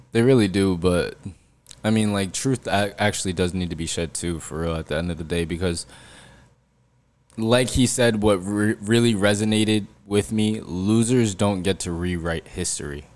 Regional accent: New Jersey, United States; we are from Central Jersey and that place exists

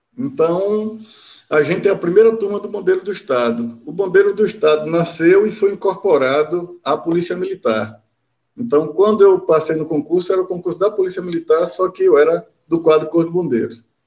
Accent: Aracaju, Sergipe, Brazil; eu sou nascido em Aracaju

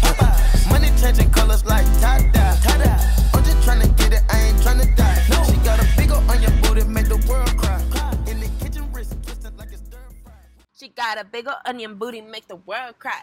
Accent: United States; tend to reflect my American upbringing, you know? And then on top of that, growing up in the Valley gave me two different cultures as well

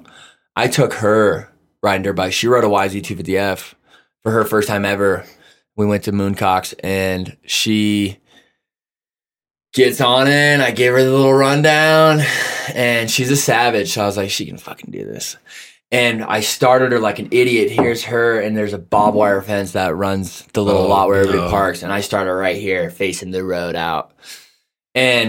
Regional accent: Michigan, United States; I grew up in Michigan, and all my cousins, all my friends, everybody raced.

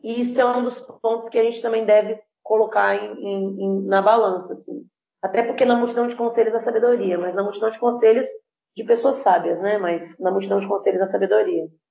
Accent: Vitória, Espírito Santo, Brazil; moved away; sou nascida criada por um tempo em Vitória Espírito Santo

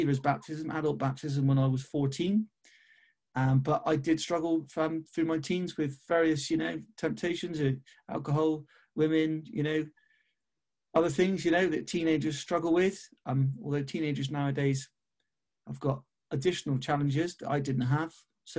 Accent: Bristol, South West England, United Kingdom; I was born in Kingswood in Bristol. I still live in Bristol now. So I'm now 44. I'll be 45 in August. So I've lived here basically all my

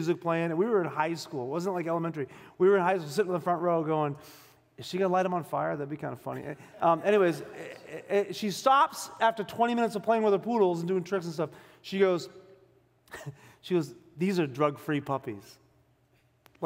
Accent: Boston, Massachusetts, United States; I grew up in South Boston, Massachusetts

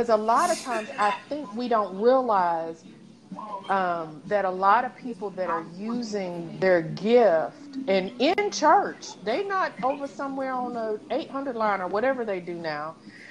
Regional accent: East Tennessee, United States; moved away; I'm from East Tennessee, right? So one of the things we do is go hiking. And it's like a school. So, yeah, our school field trips, we went like hiking off in the mountains

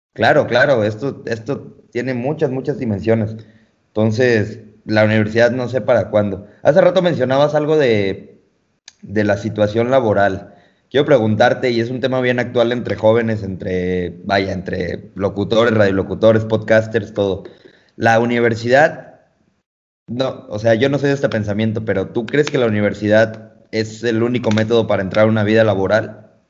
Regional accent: Mexico; Nosotros como mexicanos

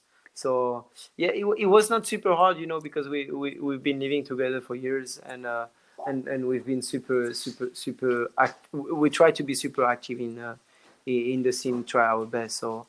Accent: France; accent: French; English is a second language; did you hear my French accent? I wanted to say whiz, but I say whiz, which is my French accent that is coming back.

